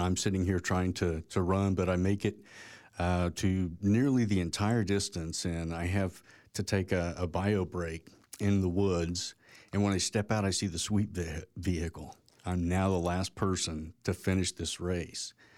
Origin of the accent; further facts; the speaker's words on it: Tulsa, Oklahoma, United States; also born or lived in Edmond, Oklahoma; I grew up in Tulsa, Oklahoma